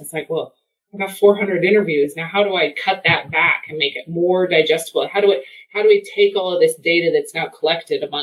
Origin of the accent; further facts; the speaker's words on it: Wyoming, United States; my home state